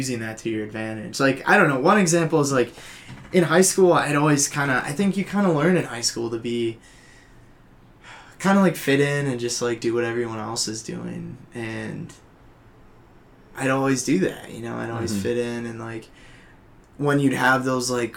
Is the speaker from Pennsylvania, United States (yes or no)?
no; Oshkosh, Wisconsin, United States; moved away as an adult; now in Madison, United States; I'm from Oshkosh, so it's, like, hour and a half away